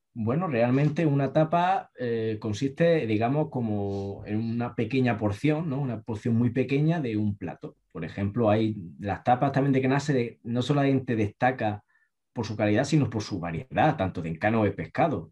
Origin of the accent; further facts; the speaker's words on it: Granada, Andalusia, Spain; nosotros los granadinos nos caracterizamos por ser gente realmente muy particular